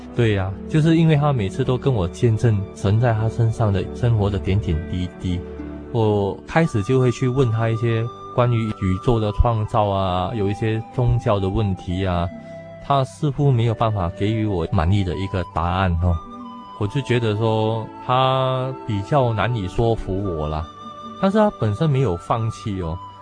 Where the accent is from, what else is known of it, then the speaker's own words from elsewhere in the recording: Singapore; moved away as an adult; now in Taiwan; 我是来自新加坡的